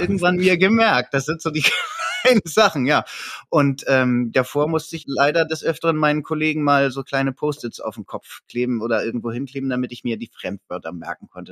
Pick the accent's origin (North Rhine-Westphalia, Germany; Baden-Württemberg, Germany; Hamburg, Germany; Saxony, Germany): Hamburg, Germany; bei uns in Hamburg